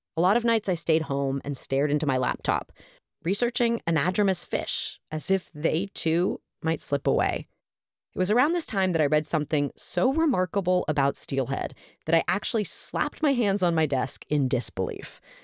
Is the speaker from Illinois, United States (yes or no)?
no; Oakland, California, United States; my hometown of Oakland, California